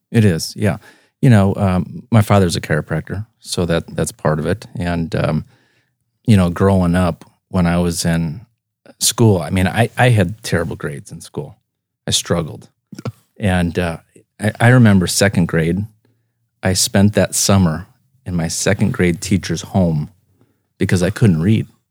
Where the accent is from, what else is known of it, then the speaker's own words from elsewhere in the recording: Spirit Lake, Iowa, United States; also born or lived in Sioux Center, Iowa; now in Brandon, United States; born in Sioux Center and, uh, raised in Spirit Lake and, um, moved to Brandon in two thousand